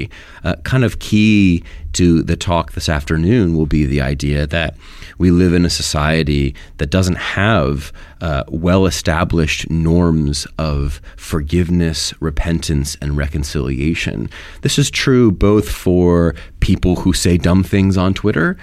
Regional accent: Pennsylvania, United States; moved away as an adult; also born or lived in Washington, D.C. / New Haven, Connecticut; I was born in Pennsylvania. My family still lives there

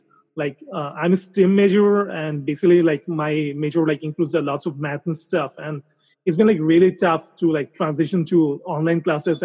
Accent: Dhaka, Dhaka Division, Bangladesh; moved away as an adult; now in Oxford, United States; I'm from Dhaka, Bangladesh

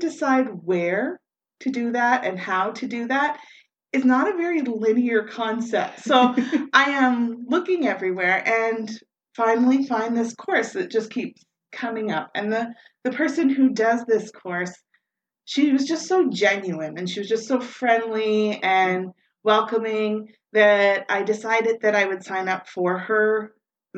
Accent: Moncton, New Brunswick, Canada; I was born and raised here in Moncton. I've lived here most of my life

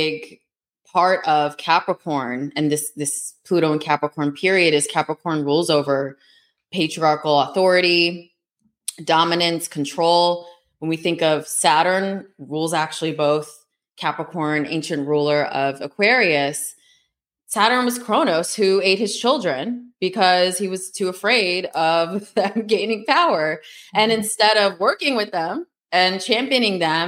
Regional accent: United States; also born or lived in New York City; Americans that grew up here and born here

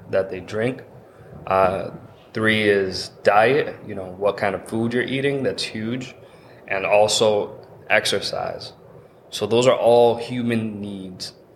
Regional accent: Massachusetts, United States; I'm born and raised here in Massachusetts

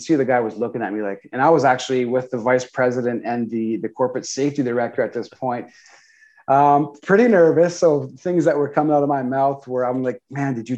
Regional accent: South Shore of Montreal, Quebec, Canada; So I was born and raised on the South Shore of Montreal, so in Eastern Townships in Canada.

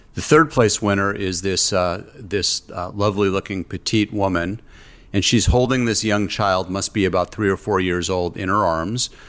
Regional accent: Orange County, California, United States; here in my hometown in Orange County, California

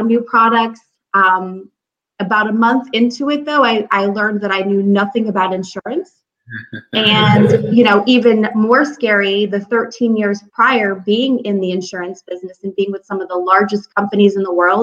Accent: Springfield, Massachusetts, United States; moved away as an adult; also born or lived in Florida; now in Troy, United States; I'm from Springfield, Massachusetts. Home of the Basketball Hall of Fame, and that's about it. So growing up in Springfield

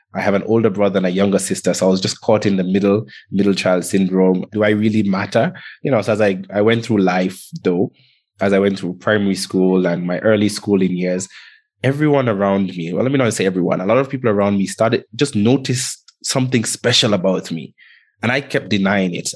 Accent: Antigua & Barbuda; also born or lived in Kenya; I grew up in the Caribbean um, in an island called Antigua. And I was actually born in Kenya.

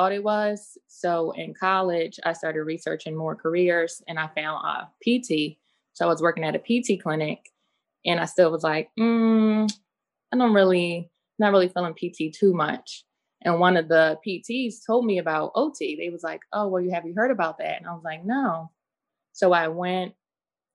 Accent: Philadelphia, Pennsylvania, United States; from Philadelphia.

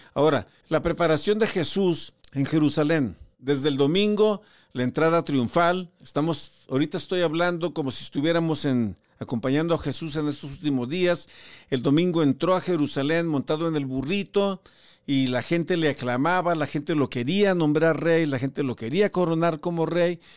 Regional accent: Ciudad Madero, Tamaulipas, Mexico; yo soy originario de Ciudad Madero, Tamaulipas

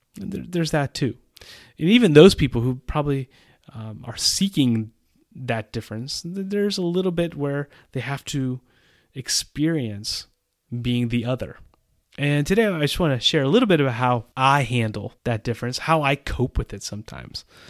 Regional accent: United States; moved away as an adult; now in Central Europe; As an American citizen who has lived in Central Europe for almost 20 years

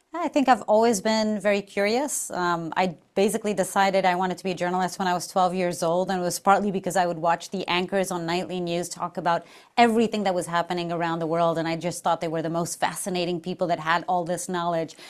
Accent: Portugal; moved away as an adult; I'm from Portugal, so I flew from far away

